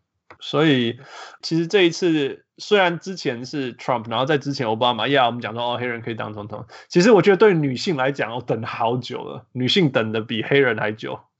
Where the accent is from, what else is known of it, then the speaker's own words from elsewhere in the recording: Canada; 其实我小时候在加拿大